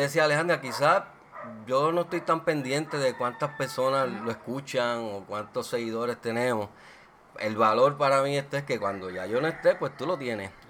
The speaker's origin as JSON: {"language": "Spanish", "town": "Aguas Buenas", "country": "Puerto Rico", "said": "nuestro pueblo, nosotros somos de Aguas Buenas"}